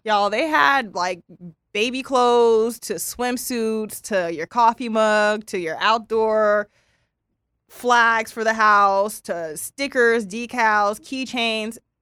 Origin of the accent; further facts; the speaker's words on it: Pasadena, California, United States; we're California, Pasadena girls